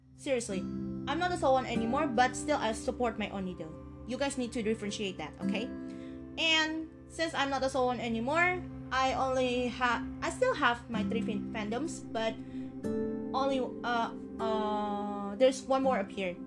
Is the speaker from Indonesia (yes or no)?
yes; Indonesia; my hometown, which is Indonesia.